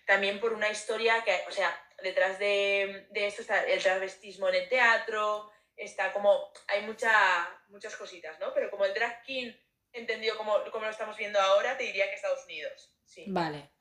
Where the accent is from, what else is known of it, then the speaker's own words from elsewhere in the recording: Zaragoza, Aragon, Spain; now in Madrid, Spain; yo soy de Zaragoza